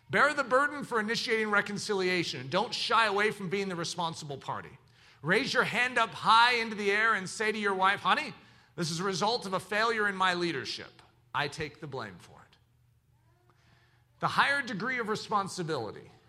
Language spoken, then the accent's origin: English; the South, United States; accent: southern; That was my southern accent. I don't know how it got into there